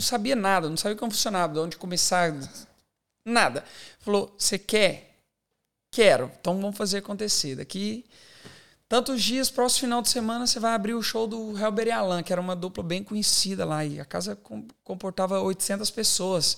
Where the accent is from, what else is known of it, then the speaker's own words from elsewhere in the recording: Divinópolis, Minas Gerais, Brazil; moved away as an adult; now in Australia; eu cresci, eu sou de Minas Gerais